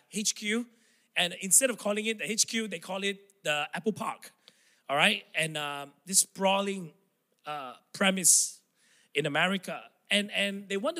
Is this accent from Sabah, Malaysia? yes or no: yes; Tawau, Sabah, Malaysia; English is a second language; moved away; true blue Sabahan, I love this state. This is where I was born, I grew up.